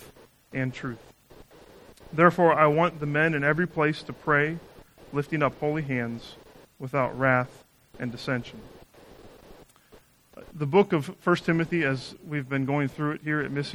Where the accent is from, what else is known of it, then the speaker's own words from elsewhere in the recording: Northeast Ohio, United States; moved away as an adult; also born or lived in Chicago; now in Chicago area, United States; I grew up in Northeast Ohio